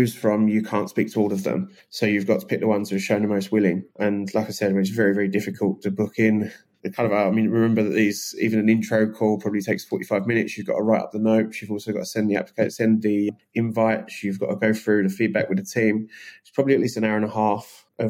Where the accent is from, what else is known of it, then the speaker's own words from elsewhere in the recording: England, United Kingdom; I'm so English.